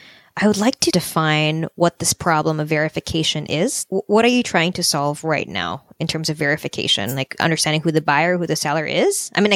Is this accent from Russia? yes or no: no; Australia; moved away as an adult; now in Vancouver, Canada; I'm from Australia, moved to Vancouver